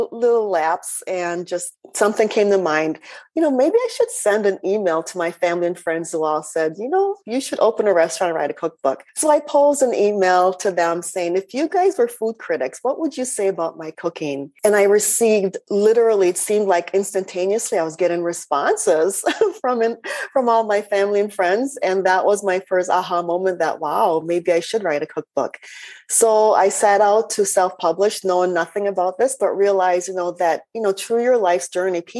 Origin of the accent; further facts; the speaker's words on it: Minnesota, United States; accent: Minnesotan; also born or lived in Jamaica / Scandinavia / Switzerland; I'm Jamaican born, but moved to Minnesota as a young child. So I consider myself a Minnesotan